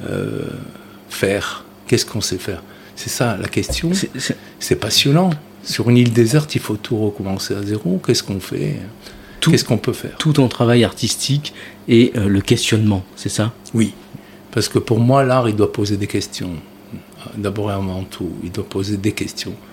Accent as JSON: {"language": "French", "town": "Carthage", "region": "Tunis Governorate", "country": "Tunisia", "tie": "born or raised there", "said": "moi, je suis né en 1957 d'un père sicilien et d'une mère auvergnate en Tunisie, à Tunis, et j'ai grandi à Carthage, près de Salambo."}